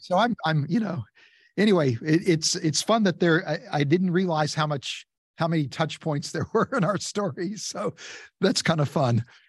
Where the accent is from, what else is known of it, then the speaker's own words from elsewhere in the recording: West Virginia, United States; I grew up in West Virginia